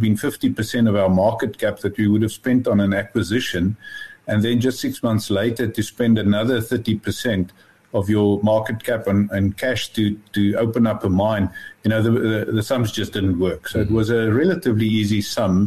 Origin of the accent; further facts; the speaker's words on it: West Rand, Gauteng, South Africa; I grew up on the West Rand